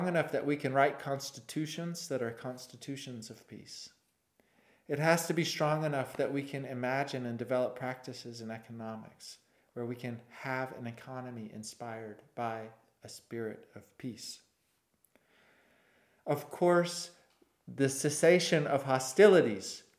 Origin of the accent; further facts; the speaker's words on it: Winchester, Tennessee, United States; I grew up in Winchester, Tennessee